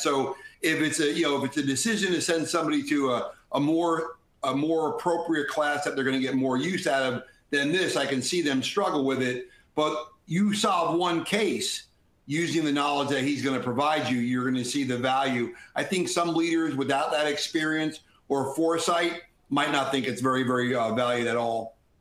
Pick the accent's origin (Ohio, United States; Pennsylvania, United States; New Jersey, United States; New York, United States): New Jersey, United States; Jersey Shore; I grew up in the Jersey Shore